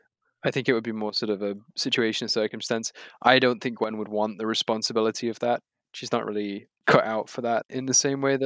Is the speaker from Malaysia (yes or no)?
no; United Kingdom; as a British person from Britain, I get all of the references they're making